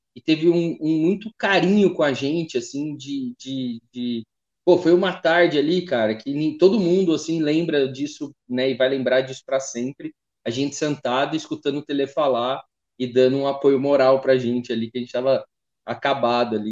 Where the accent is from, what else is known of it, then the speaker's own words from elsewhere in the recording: Taubaté, São Paulo, Brazil; Eu sou de Taubaté, eu tô aqui hoje, né, tô aqui na casa da minha mãe